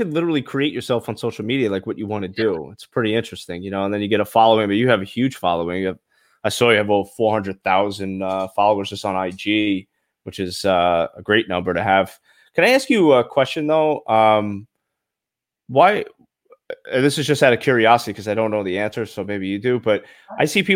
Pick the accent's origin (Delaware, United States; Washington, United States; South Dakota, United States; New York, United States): New York, United States; New York City; now in Boca Raton, United States; I'm originally from Brooklyn, but I moved to Boca 20 years ago.